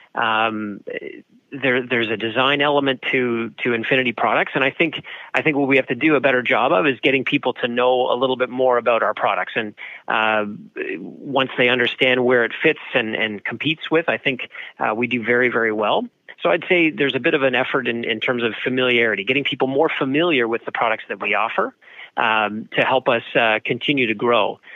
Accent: Canada; being Canadian

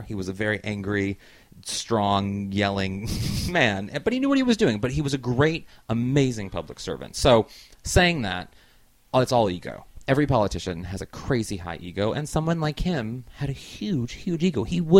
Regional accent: St. Louis, Missouri, United States; moved away as an adult; also born or lived in Baltimore; I was born in Baltimore, but I grew up in St. Louis, Missouri. So okay. St. Louis is home.

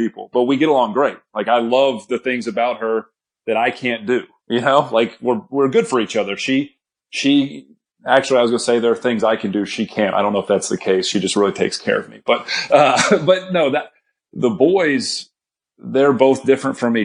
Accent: Texas, United States; I grew up in Texas with my stepdad and my mom

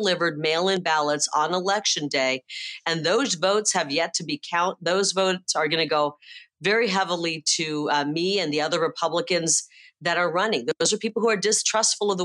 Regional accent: Midwest, United States; now in Arizona, United States; I'm from the Midwest

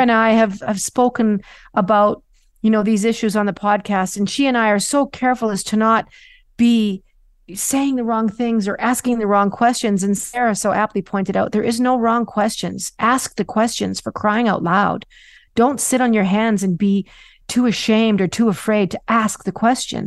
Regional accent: Canada; a Canadian child

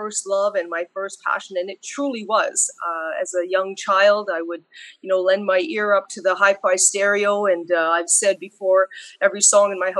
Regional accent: Sudbury, Ontario, Canada; moved away as an adult; also born or lived in North Bay, Ontario; now in Ottawa, Canada; Sudbury was my hometown, but I made it to Ottawa

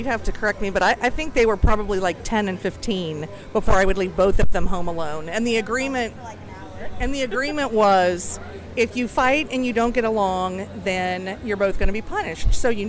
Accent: Chillicothe, Ohio, United States; moved away as an adult; now in Columbus, United States; I'm originally from Chillicothe. I've lived in Columbus though from like my adulthood.

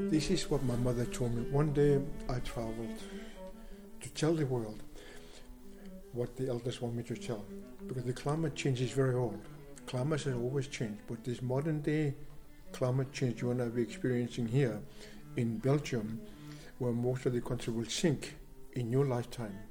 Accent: Greenland; I am from the Inuit tribe. Inuit is a people of the Arctic

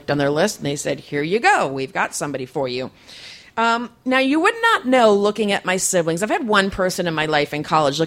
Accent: East Coast, United States; now in San Diego, United States; I'm from the East Coast

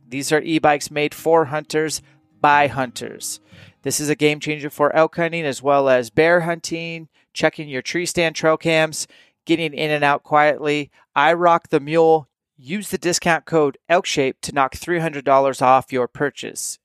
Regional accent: Spokane, Washington, United States; moved away; I will do one small camp at my hometown

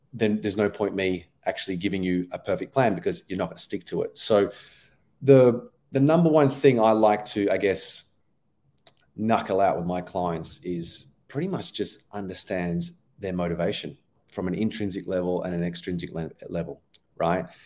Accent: Australia; accent: Australian; moved away as an adult; now in London, United Kingdom; I'm origi-, originally Australian, if you haven't picked up from my accent already.

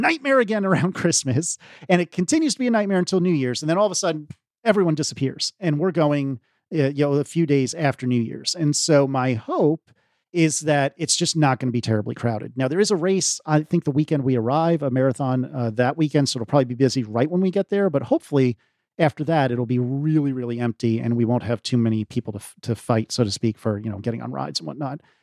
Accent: United States; as an American

